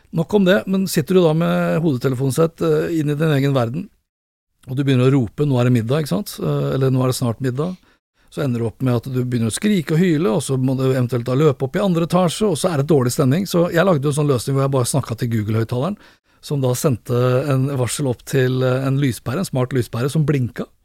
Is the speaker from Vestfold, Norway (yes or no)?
yes; Sandefjord, Vestfold, Norway; moved away; jeg er fra Sandefjord, eh, har familien